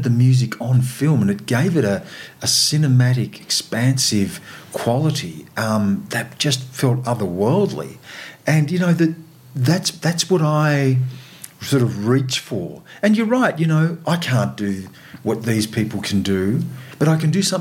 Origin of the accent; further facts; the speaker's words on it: Australia; an Australian of Aboriginal and non-Aboriginal heritage